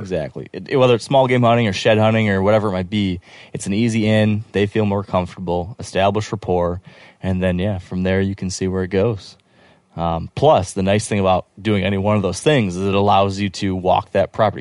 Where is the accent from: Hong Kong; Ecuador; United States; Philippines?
United States; Michigan; I'm from Michigan